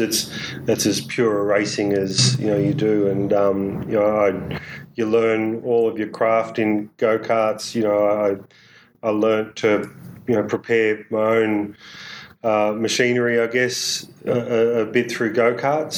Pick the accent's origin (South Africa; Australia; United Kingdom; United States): Australia; Newborough, Victoria; we grew up in Latrobe Valley, so yep. Newborough